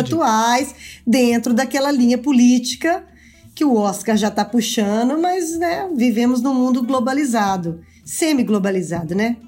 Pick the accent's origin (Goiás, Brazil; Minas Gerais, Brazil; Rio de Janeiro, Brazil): Minas Gerais, Brazil; eu sou mineira